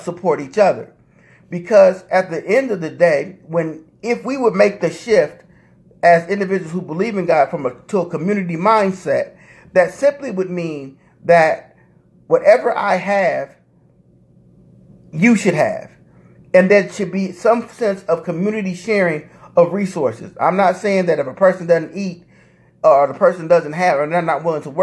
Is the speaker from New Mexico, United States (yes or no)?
no; Indianapolis, Indiana, United States; I'm from Indianapolis